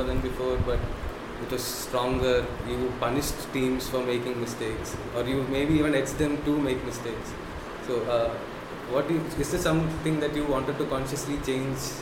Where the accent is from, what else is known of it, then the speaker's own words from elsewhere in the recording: Kozhikode, Kerala, India; I'm from Kerala